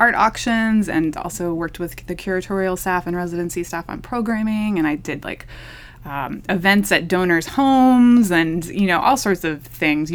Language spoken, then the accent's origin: English; Lancaster, Pennsylvania, United States; moved away as an adult; also born or lived in Philadelphia, Pennsylvania / Boston, Massachusetts / Omaha, Nebraska; now in Chattanooga, United States; I studied in Philadelphia and grew up in Lancaster, Pennsylvania, which is not that far away in Amish country.